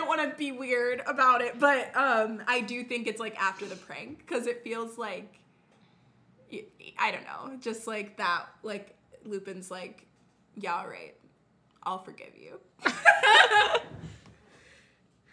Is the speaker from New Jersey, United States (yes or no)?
no; Texas, United States; I'm from Texas